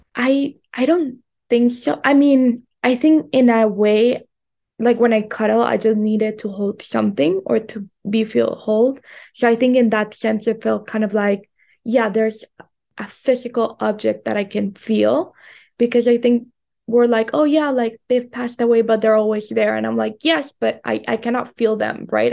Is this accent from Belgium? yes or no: no; Colombia; moved away as an adult; also born or lived in United States; I was raised in Colombia, and then I moved to the United States to go to college